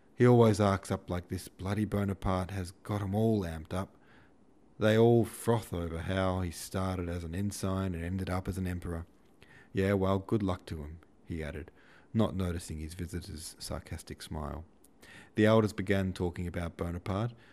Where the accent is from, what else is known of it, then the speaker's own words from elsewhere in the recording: Australia; I was born in Australia